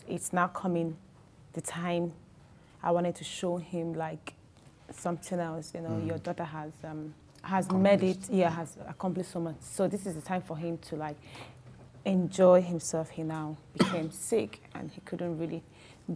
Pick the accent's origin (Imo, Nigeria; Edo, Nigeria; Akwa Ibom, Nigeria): Imo, Nigeria; Owerri; accent: Igbo; my Igbo accent. I was born in Owerri. Mm-hmm. I grew up in Owerri. I schooled in Owerri